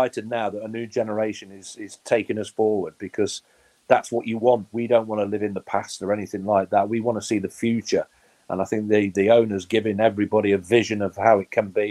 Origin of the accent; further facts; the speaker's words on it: Nottingham, East Midlands, United Kingdom; born and bred in Nottingham and play for your hometown teams